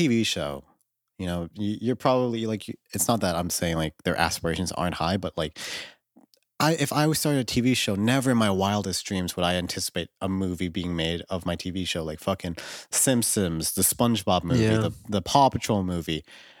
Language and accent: English; Scotland, United Kingdom; I was born in Britain, but I grew up in Scotland.